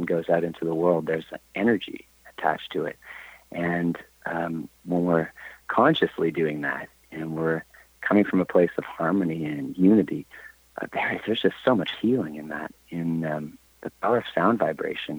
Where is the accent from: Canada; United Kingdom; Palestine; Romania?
Canada; I'm from Canada, and in Canada we have to study French, and I was failing French